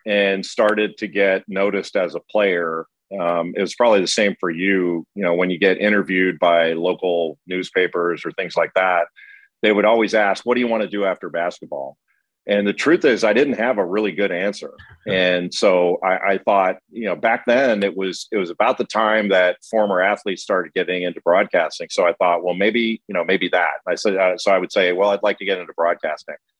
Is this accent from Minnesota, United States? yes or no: no; Rolling Hills, California, United States; moved away as an adult; also born or lived in San Pedro, California; I was born in San Pedro, California, near the port of, port of Los Angeles, and I grew up in an area called Rolling Hills